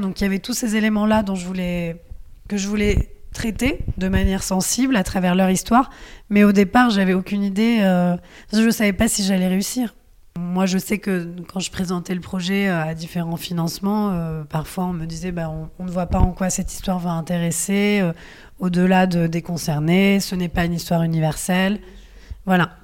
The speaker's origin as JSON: {"language": "French", "country": "France", "tie": "born or raised there", "said": "si je suis née en France, c'est parce que mes grands-parents sont venus à un certain moment"}